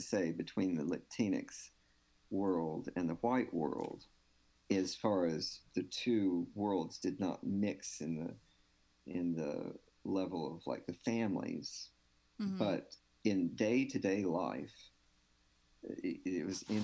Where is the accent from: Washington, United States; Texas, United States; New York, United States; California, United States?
Texas, United States; Houston; first language English; I mean, I grew up on the east side. I grew up in Eastwood